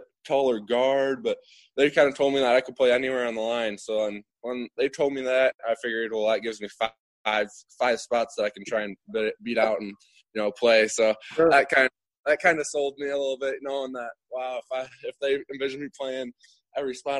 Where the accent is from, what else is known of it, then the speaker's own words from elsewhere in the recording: Winnebago, Illinois, United States; also born or lived in Byron; when I lived in Winnebago, which is just 15 minutes away from Myron.